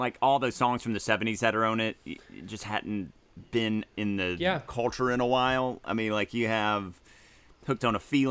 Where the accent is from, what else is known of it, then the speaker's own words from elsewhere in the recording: Mississippi Delta, United States; moved away; It was filmed in my hometown in the Mississippi Delta when I was a junior in high school